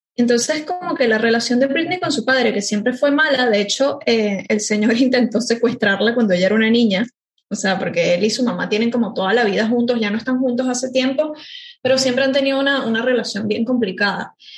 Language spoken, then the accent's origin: Spanish; Venezuela; moved away as an adult; now in Buenos Aires, Argentina; yo soy de Venezuela, vivo hace cuatro años en Buenos Aires